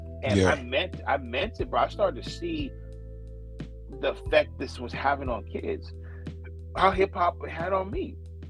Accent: California, United States; You ain't got to ask where I'm from, homie. I'm from the Bay. That's it.

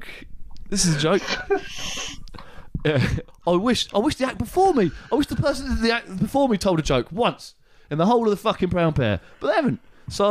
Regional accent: Watford, East of England, United Kingdom; born there; So, I was born in Watford. I was born in Watford, which is just to the northeast of London.

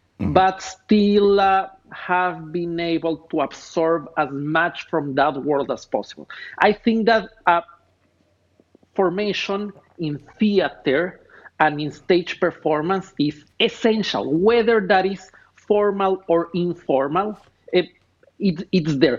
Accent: Ecuador; moved away as an adult; now in Los Angeles, United States; Born and raised in Ecuador

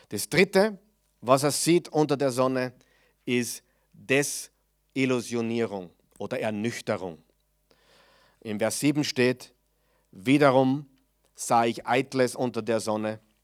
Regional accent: Mödling, Lower Austria, Austria; bei uns in Mödling

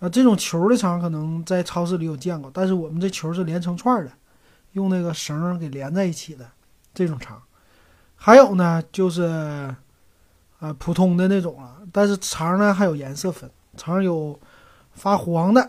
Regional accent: Northeast China, China; moved away; 可以说整个东北人我们都爱吃香肠

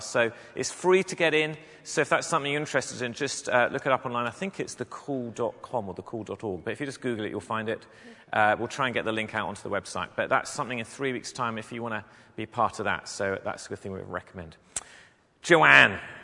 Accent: England, United Kingdom; moved away as an adult; I'm originally from England

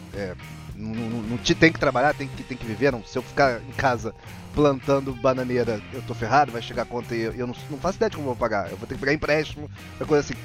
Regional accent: Rio de Janeiro, Brazil; Eu sou carioca.

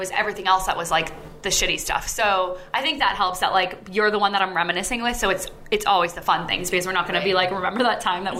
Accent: Massachusetts, United States; Okay, so we are all from Massachusetts, obviously, because you know that both of us are from Massachusetts. Anyways, we went to Pingree High School.

